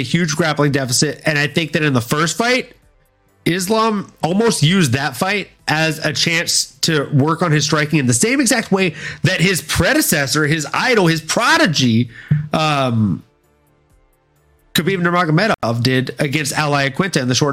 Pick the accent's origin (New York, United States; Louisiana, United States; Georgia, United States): Louisiana, United States; moved away; also born or lived in Fort Lauderdale, Florida / California; I am originally from Louisiana, my guy. I was born in Fort Lauderdale, Florida. Mostly raised in Louisiana